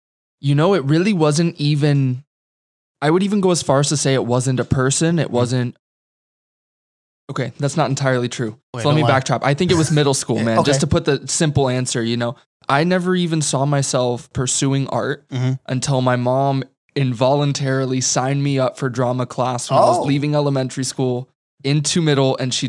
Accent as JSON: {"language": "English", "town": "Las Vegas", "region": "Nevada", "country": "United States", "tie": "born or raised there", "said": "I'm born and raised right here in Las Vegas, Nevada."}